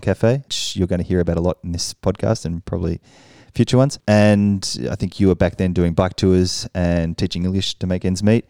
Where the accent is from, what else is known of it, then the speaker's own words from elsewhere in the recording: Australia; moved away as an adult; now in Paris, France; I'm an Australian who's been living in Paris for five years now.